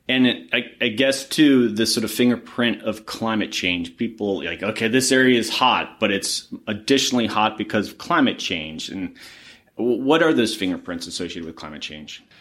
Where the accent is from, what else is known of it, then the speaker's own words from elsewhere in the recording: Florida, United States; I grew up in Florida